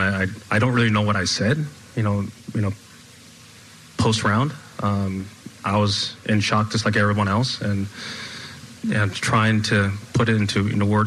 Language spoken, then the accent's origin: English; United States; as an American